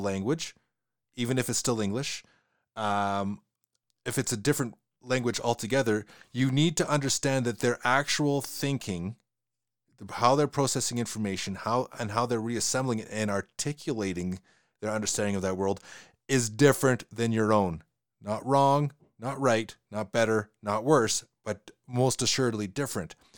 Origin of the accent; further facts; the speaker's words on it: Western Canada, Canada; accent: Western Canadian; my accent that I have is a Western Canadian accent